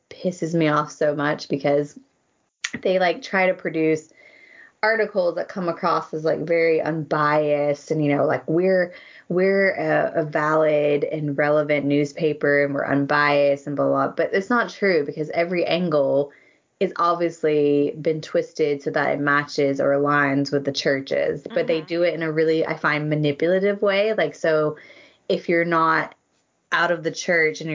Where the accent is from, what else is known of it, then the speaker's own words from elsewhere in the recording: United States; moved away as an adult; also born or lived in Berlin, Germany; now in London, United Kingdom; I'm American